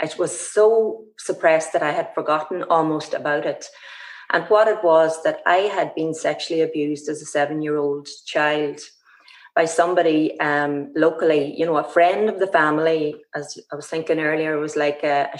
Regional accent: Ballybofey, County Donegal, Ireland; my hometown here, Stranraer Ballybofey

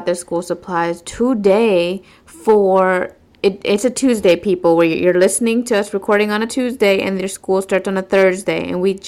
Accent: west coast of Florida, United States; moved away as an adult; now in east coast of Florida, United States; I took them to my hometown

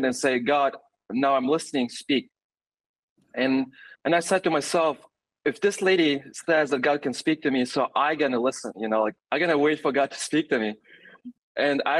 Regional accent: Germany; moved away as an adult; also born or lived in Russia; now in Tanzania; I was born actually in Russia and grew up in Germany. So I consider myself more German than Russian.

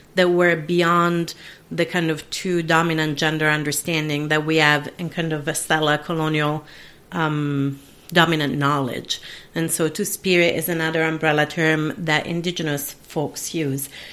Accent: Italy; first language Italian; English is a second language; moved away as an adult; I was brought up in an Italian speaking dominant country

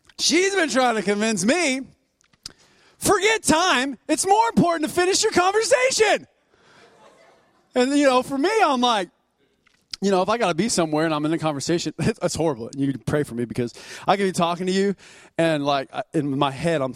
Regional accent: United States; I was born here in the United States

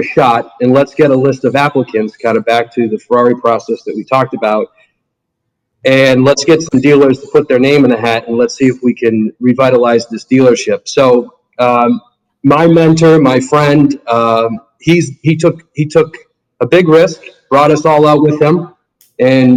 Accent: Massachusetts, United States; moved away as an adult; also born or lived in Cleveland, Ohio; now in Naples, United States; I grew up in Massachusetts

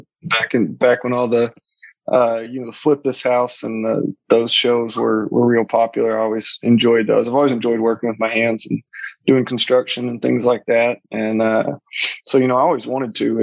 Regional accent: Houston, Texas, United States; moved away as an adult; also born or lived in North Alabama; now in Mobile, United States; I was born and raised in Houston

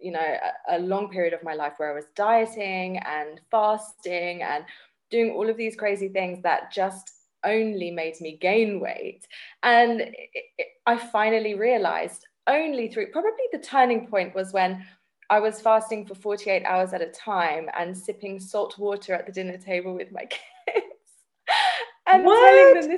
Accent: England, United Kingdom; now in South Africa; I grew up in England, yeah. I'm British. Although I'm in South Africa now

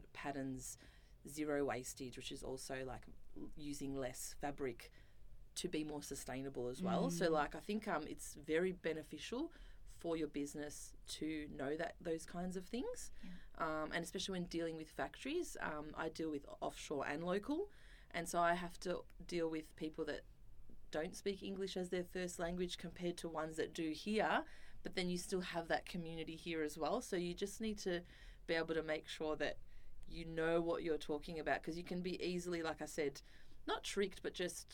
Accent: Melbourne, Victoria, Australia; moved away as an adult; now in Sydney, Australia; I'm originally from Melbourne and I moved to Sydney to try and get into fashion magazines.

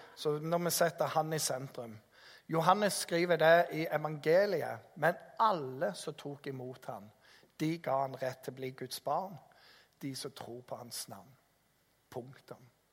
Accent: Jæren, Rogaland, Norway; kommer jeg fra Jæren

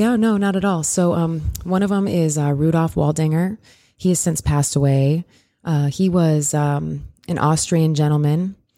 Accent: Iowa, United States; I'm a Midwest girl. I grew up in Iowa, so I grew, and I grew up in a really small town

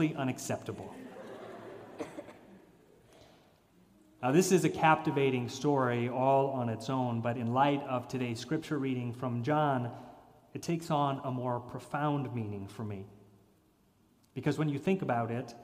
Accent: Chicago, Illinois, United States; now in Cleveland Heights, United States; my hometown of Chicago

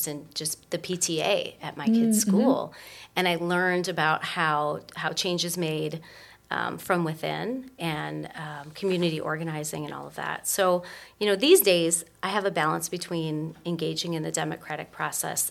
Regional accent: Lorain, Ohio, United States; my hometown, which is Lorain, Ohio

